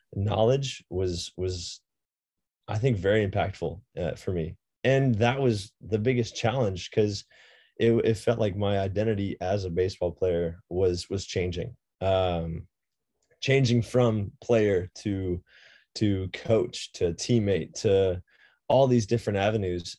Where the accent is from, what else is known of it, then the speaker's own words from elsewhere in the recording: Boulder, Colorado, United States; born and raised in Boulder, Colorado.